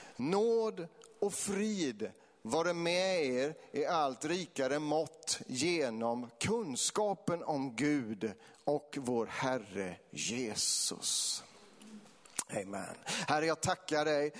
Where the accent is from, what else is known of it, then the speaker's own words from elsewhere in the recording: between Vetlanda and Eksjö, Jönköping County, Sweden; i den här bygden som, som Kalle kommer ifrån, det är, det är min hembygd, det är här mellan Vetlanda och Eksjö